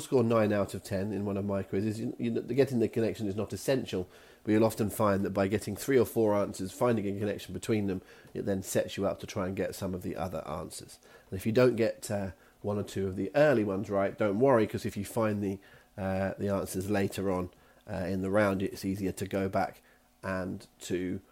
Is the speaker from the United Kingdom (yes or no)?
yes; United Kingdom; we are British